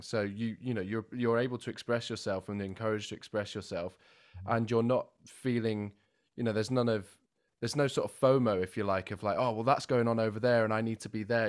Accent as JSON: {"language": "English", "town": "Milton Keynes", "region": "South East England", "country": "United Kingdom", "said": "I'm from Milton Keynes"}